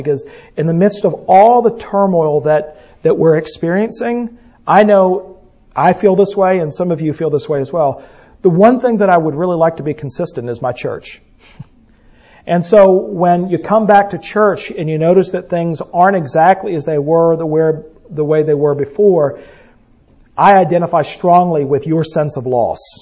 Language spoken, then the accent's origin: English; the South, United States; we're from the South